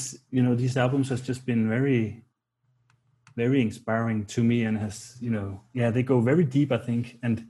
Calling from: Copenhagen, Capital Region of Denmark, Denmark; English is a second language; I'm joining you from Copenhagen in Denmark.

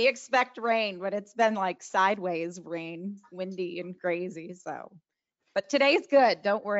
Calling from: Sarasota, Florida, United States; And I'm calling in from Sarasota, Florida

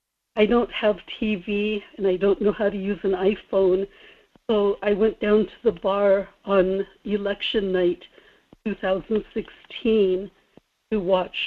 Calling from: Kodiak, Alaska, United States; Good morning, Michael. … in Kodiak.

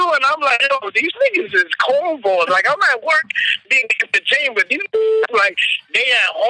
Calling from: Long Island, New York, United States; I'm calling from Long Island.

